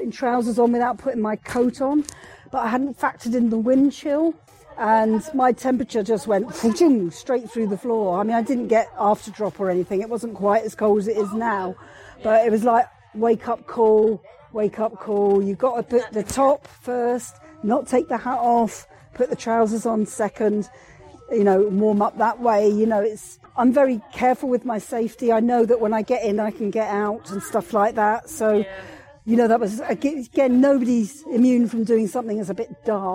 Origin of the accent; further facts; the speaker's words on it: England, United Kingdom; now in Scotland, United Kingdom; I'm English